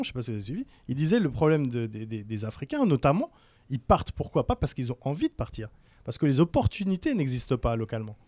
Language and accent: French; France; moved away as an adult; also born or lived in Algiers, Algeria / United States / Singapore / Malaysia; now in Algeria; moi je suis né à Sidi Mohamed, mes parents quittaient l'Algérie, j'avais un an. Voilà, j'ai eu la chance de faire mes études en France, de grandir en France